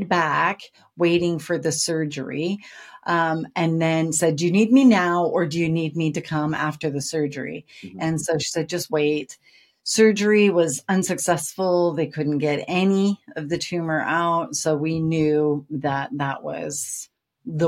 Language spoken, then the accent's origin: English; Seattle, Washington, United States; moved away as an adult; also born or lived in Portland, Oregon; now in England, United Kingdom; born and raised in Seattle